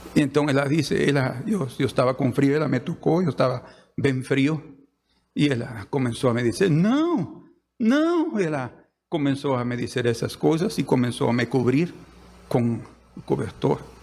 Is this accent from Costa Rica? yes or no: no; Guatemala; moved away as an adult; now in Brazil; Yo soy, de Guatemala. Guatemalteco.